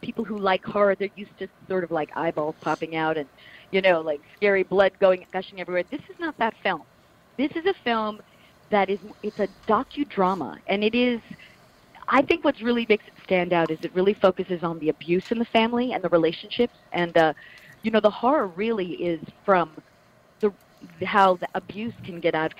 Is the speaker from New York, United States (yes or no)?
yes; Plainview, New York, United States; Yeah, I'm from Plainview. I got to say maybe 15 minutes or so from Amityville.